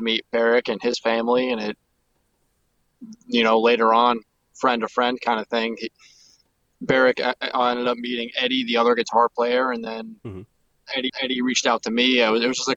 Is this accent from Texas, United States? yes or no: no; Stamford, New York, United States; now in Ann Arbor, United States; I'm from is Stamford, New York. It's like 45 minutes south of Albany